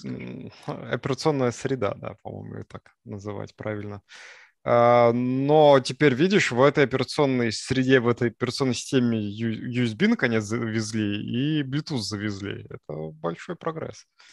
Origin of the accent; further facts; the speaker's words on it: Sarov, Nizhny Novgorod Oblast, Russia; now in Moscow, Russia; Я ездил в свой родной город. Мой родной город – это город Саров